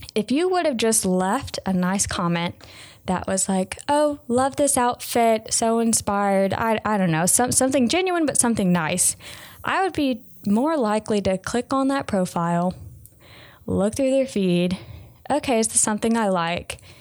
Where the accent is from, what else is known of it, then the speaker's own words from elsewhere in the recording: the South, United States; I'm from the South